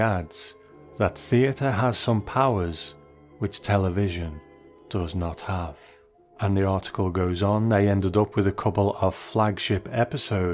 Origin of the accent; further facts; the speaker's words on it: United Kingdom; as a Brit who has sat behind this microphone for 7 years